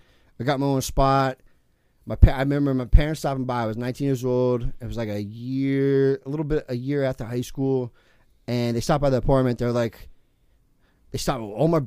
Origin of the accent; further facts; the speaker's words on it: California, United States; born there; also born or lived in New Jersey; That's my first kid I met when I moved to Jersey from because I was born in California.